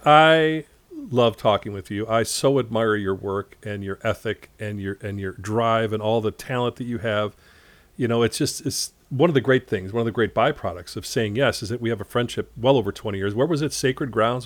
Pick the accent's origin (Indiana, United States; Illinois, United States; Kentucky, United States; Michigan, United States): Illinois, United States; Chicago; growing up in Chicago